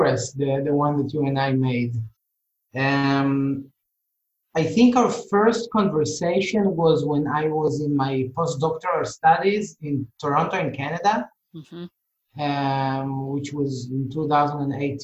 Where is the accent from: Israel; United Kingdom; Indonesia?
Israel; I'm from Israel, and in Israel, people argue a lot